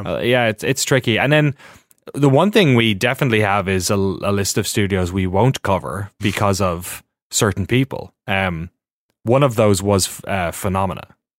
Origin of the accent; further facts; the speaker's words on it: Ireland; moved away as an adult; now in United States; growing up in Ireland, watching GameSpot at home